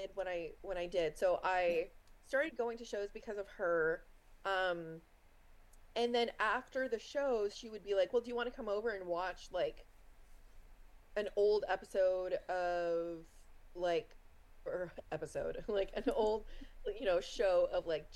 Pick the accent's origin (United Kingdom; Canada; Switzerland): Canada; East Coast of Canada; I'm like from the East Coast of Canada